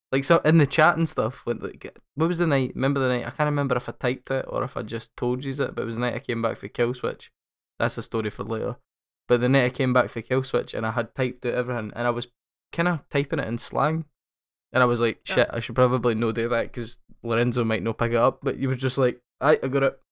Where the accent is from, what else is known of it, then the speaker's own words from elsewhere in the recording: Scotland, United Kingdom; I fucking hate being Scottish